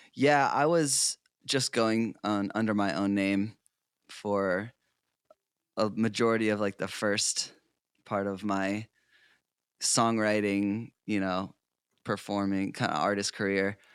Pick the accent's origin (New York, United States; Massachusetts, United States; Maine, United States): Maine, United States; South Portland; moved away; I grew up in South Portland, Maine. So I'm originally an East Coast boy, um, New England.